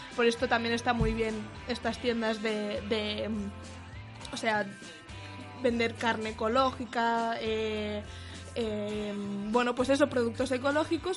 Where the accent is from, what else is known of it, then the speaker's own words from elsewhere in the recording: Mallorca, Balearic Islands, Spain; moved away as an adult; now in Madrid, Spain; yo soy de Mallorca